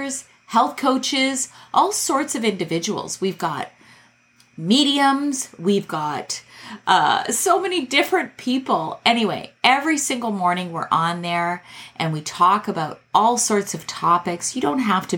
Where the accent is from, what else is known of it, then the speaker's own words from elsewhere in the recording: Canada; I'm Canadian